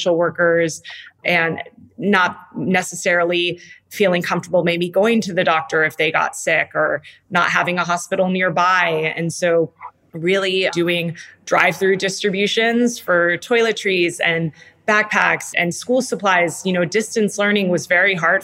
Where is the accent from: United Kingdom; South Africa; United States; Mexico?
Mexico; Tijuana, Baja California; I'm from Tijuana originally.